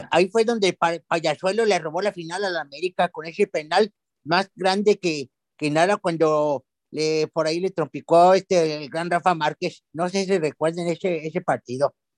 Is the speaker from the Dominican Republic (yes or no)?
no; Monterrey, Nuevo León, Mexico; yo que soy de Monterrey